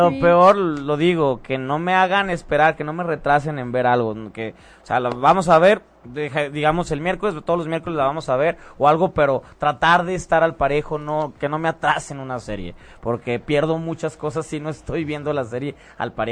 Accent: Guadalajara, Jalisco, Mexico; moved away as an adult; now in Mexico City, Mexico; Me, yo de Guadalajara me vine aquí a la Ciudad

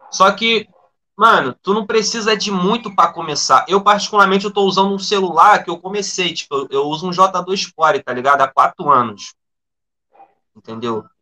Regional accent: Sepetiba, Rio de Janeiro, Brazil; eu sou cria da Zona Oeste, na verdade, sou cria de Septiba, e depois que eu morei pra, pra Santa Cruz

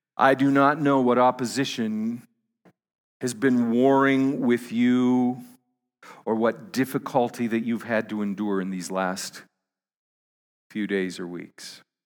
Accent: Canada; I'm a Canadian

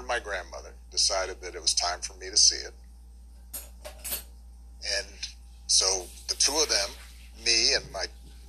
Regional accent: Hawaii, United States; where I am is paradise in Hawaii, right?

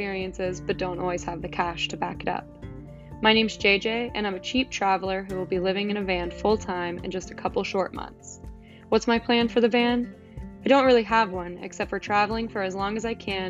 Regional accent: Wilmington, North Carolina, United States; I'm from Wilmington, North Carolina

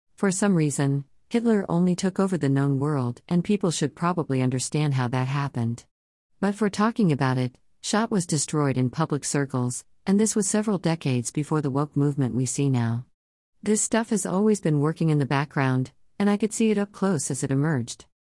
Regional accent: Cincinnati, Ohio, United States; I'm from Cincinnati

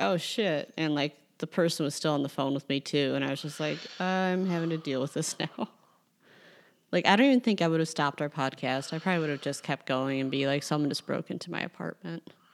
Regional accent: Chicago, Illinois, United States; as a Chicagoan

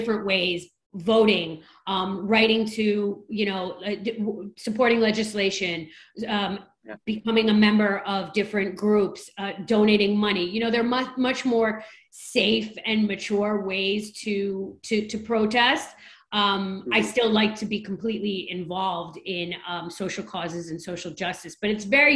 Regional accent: New York City, New York, United States; I'm a New Yorker

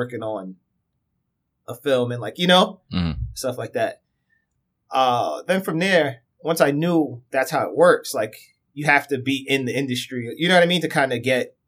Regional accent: New York, United States; being a New Yorker

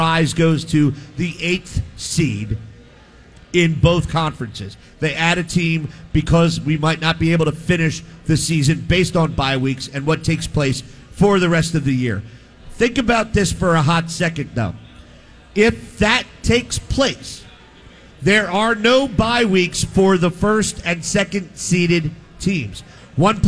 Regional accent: Philadelphia, Pennsylvania, United States; We're from Philadelphia

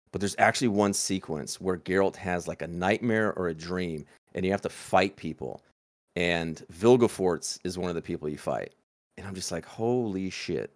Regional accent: Texas, United States; my home state of Texas

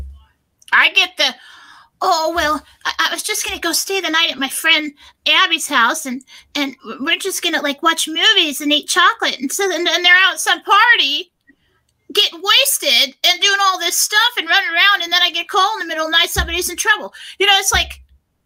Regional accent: United States; we're the American people

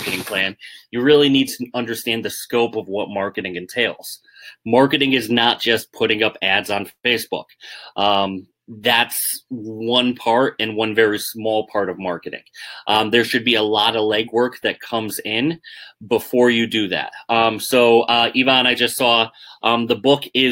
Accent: Northeast, United States; I'm from the Northeast

